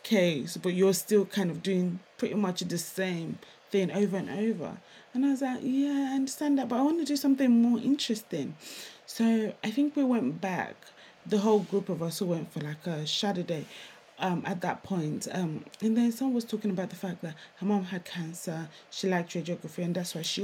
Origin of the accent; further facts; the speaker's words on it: Nigeria; now in United Kingdom; I'm Nigerian.